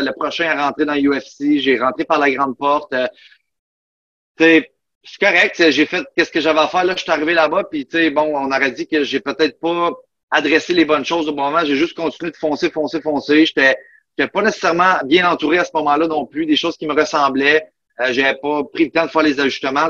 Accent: Buckingham, Quebec, Canada; moved away as an adult; also born or lived in Mont-Tremblant / Florida; je viens, de Buckingham, dans l'Outaouais, à côté de Gatineau

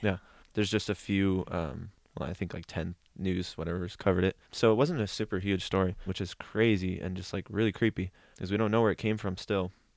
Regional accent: Newberg, Oregon, United States; in my hometown

